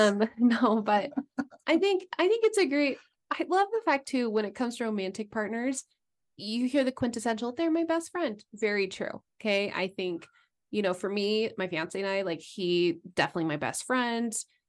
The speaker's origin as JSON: {"language": "English", "region": "East Coast", "country": "United States", "tie": "born or raised there", "said": "I grew up mainly on the East Coast, and then went to Idaho for college."}